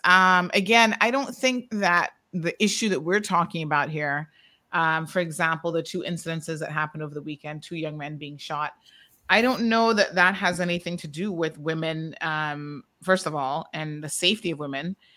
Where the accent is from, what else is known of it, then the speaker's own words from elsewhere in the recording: Georgetown, Demerara-Mahaica, Guyana; I am from Georgetown